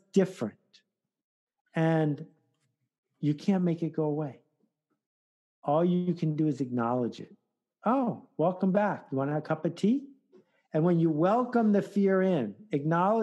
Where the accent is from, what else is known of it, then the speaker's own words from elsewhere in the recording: Williamsville, New York, United States; I'm from Williamsville, Amherst.